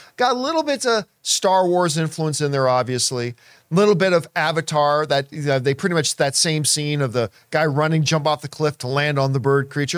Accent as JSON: {"language": "English", "town": "Hamilton", "region": "Ontario", "country": "Canada", "tie": "born or raised there", "said": "growing up in Hamilton and the Toronto area"}